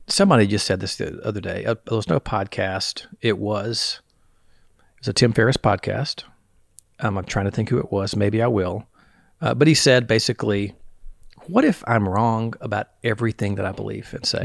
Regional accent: the South, United States; I'm from the South

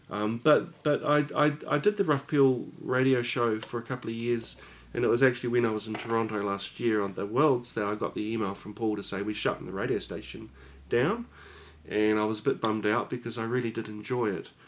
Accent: Upper Hutt, Wellington, New Zealand; I grew up in Upper Hutt

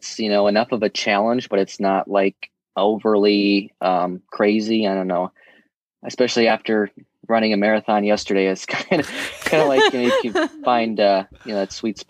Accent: just outside of Milwaukee, Wisconsin, United States; I'm from Wisconsin, just outside of Milwaukee. And, yeah, I'm a student

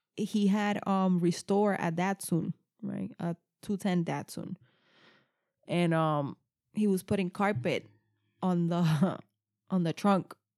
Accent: New Jersey, United States; I'm from New Jersey

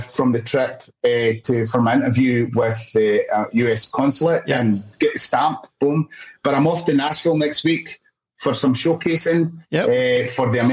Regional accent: Scotland, United Kingdom; now in Australia; I'm Scottish

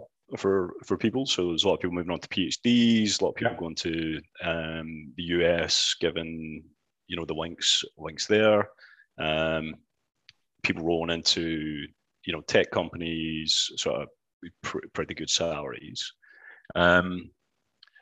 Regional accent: Beith, Scotland, United Kingdom; accent: Scottish; also born or lived in Glasgow / Edinburgh; I was brought up in a small town called Beath. Roamed Ayrshire playing football and sports and whatnot

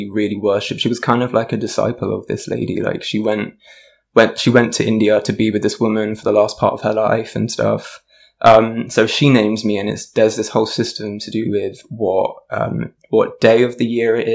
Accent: London, United Kingdom; I'm from South London. Yes. I've always lived here. This is pretty much, I feel very much from South London. Um, and as I said, half Indian, half Irish.

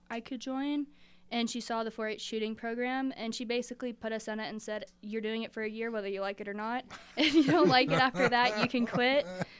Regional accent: Sealy, Texas, United States; also born or lived in Colorado; now in El Paso, United States; I was born in Colorado, but I'm from a small town called Seely, Texas.

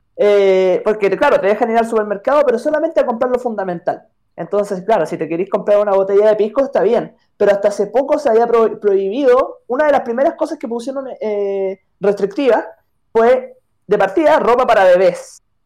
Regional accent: Chile; al menos en mi país

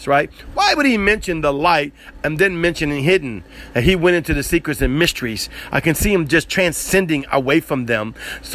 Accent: the South, United States; You can tell I'm from the South

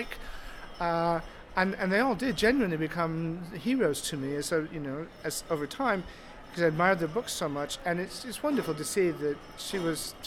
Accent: Des Moines, Iowa, United States; now in Hampshire, United Kingdom; I come from Des Moines, Iowa

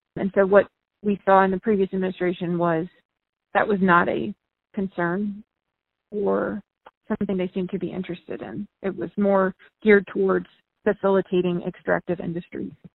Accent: Chesterfield County, Virginia, United States; also born or lived in Henrico County, Virginia; now in Henrico, United States; I grew up in Chesterfield

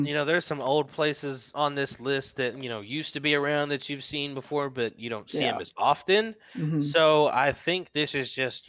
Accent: Waynesboro, United States; moved away; Waynesboro Dairy Queen's nacho cheese, my hometown's Dairy Queen nacho cheese, delicious. The town I live in's Dairy Queen nacho cheese, not as great

